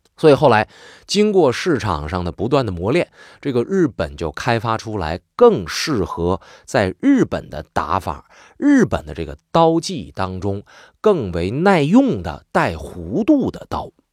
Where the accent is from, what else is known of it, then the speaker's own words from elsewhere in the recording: Northeast China, China; accent: Northeastern Mandarin; also born or lived in Changchun; 我们东北话有时候叫肋叉子